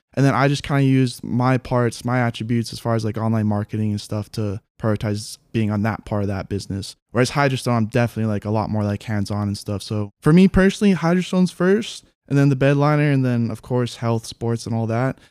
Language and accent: English; Haiku, Hawaii, United States; I grew up in Haiku, born and raised